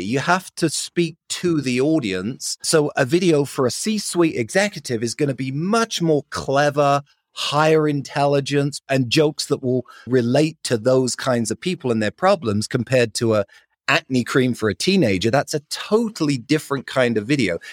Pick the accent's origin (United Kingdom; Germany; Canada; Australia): United Kingdom; London; accent: British; moved away as an adult; now in Salt Lake City, United States; I grew up in London, lived there for twenty years, and then moved out to the States, originally to go to university